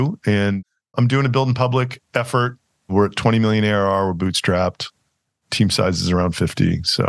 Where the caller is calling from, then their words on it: Austin, Texas, United States; I am calling from Austin. Yeah. Well, I live in Austin, Texas.